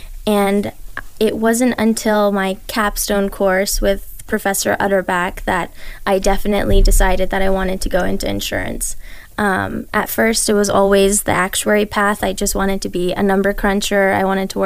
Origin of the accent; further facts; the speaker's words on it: Las Vegas, Nevada, United States; I was born in Las Vegas. I've lived here my whole life.